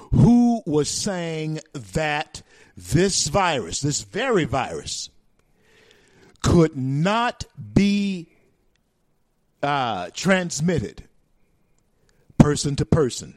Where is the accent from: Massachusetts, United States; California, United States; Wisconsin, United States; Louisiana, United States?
Louisiana, United States; moved away; my home state of Louisiana